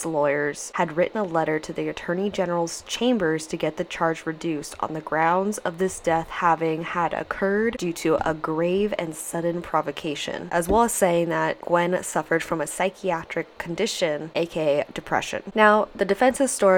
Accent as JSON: {"language": "English", "country": "United States", "said": "I'm American"}